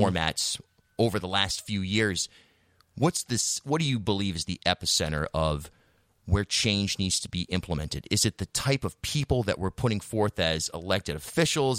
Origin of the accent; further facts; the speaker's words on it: Charlestown, Rhode Island, United States; I grew up in Charlestown, much more of an independent, progressive community